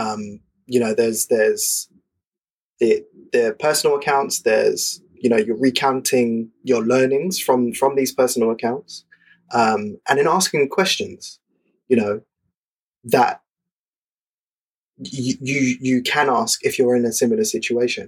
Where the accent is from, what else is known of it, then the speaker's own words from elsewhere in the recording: London, United Kingdom; growing up in London in the 90s